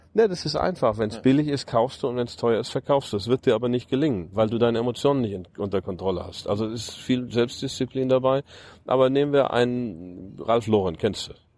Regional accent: Germany; moved away as an adult; also born or lived in United States; das Land, in dem ich aufgewachsen bin, ähm, am Herzen liegt und, und, und mein Heimatland

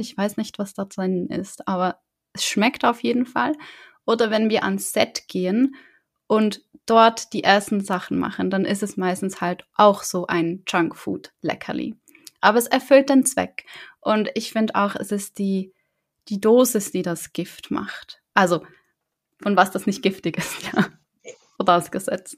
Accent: the South, Southern Germany, Germany; ich komme auch aus dem Süden

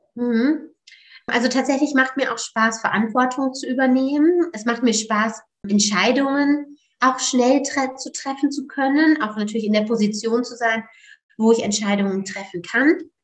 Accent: Osnabrück, Lower Saxony, Germany; moved away as an adult; also born or lived in Netherlands; Ich komme aus Niedersachsen, aus Osnabrück

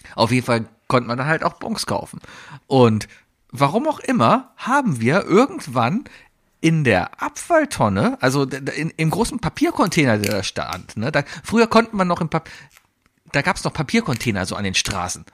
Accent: Germany; first language German; als Deutscher, als Muttersprachler

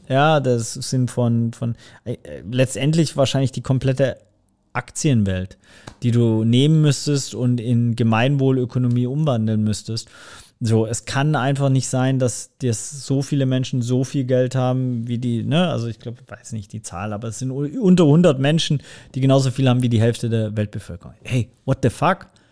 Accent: Swabia, Germany; da bin ich einfach im Schwabenländle geboren

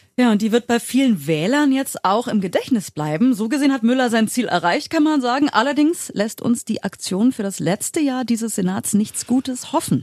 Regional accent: Berlin, Germany; Vor 41 Jahren hier in Berlin geboren. Ich habe auch nie woanders gewohnt

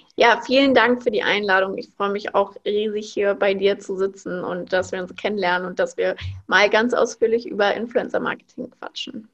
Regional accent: Frankfurt, Hesse, Germany; moved away as an adult; now in Berlin, Germany; Ich wohne aktuell in Berlin. Ich bin aufgewachsen in Frankfurt.

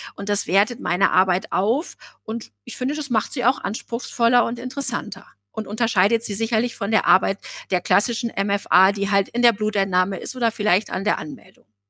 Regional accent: Osnabrück, Lower Saxony, Germany; Bei uns in Osnabrück

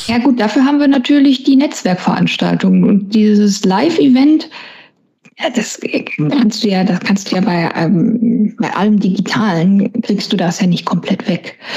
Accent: Essen, North Rhine-Westphalia, Germany; ein Kind des Ruhrgebiets, ich bin ja in Essen geboren und aufgewachsen

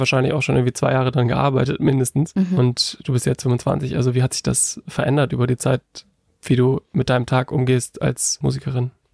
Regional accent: Northern Germany, Germany; kommen wir beide aus Norddeutschland

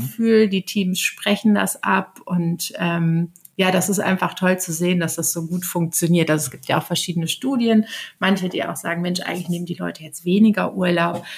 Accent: Aachen, North Rhine-Westphalia, Germany; moved away as an adult; now in Hamburg, Germany; Ich bin vor zehn Jahren nach Hamburg gekommen und komme ursprünglich aus Aachen.

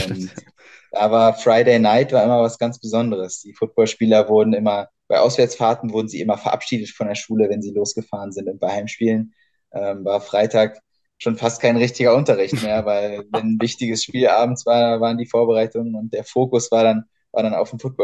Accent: Berlin, Germany; moved away as an adult; also born or lived in Oldenburg / Bamberg / Göttingen; now in Heidelberg, Germany; bin ursprünglich aus Berlin, in mhm. Berlin geboren und dort aufgewachsen.

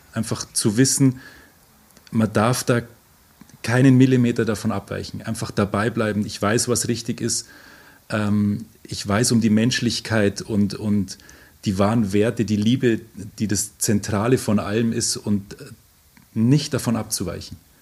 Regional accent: Oberammergau, Bavaria, Germany; Ich komme aus Oberammergau

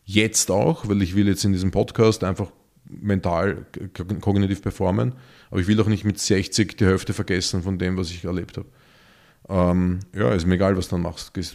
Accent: Vienna, Austria; für uns Städter, und ich bin Wiener

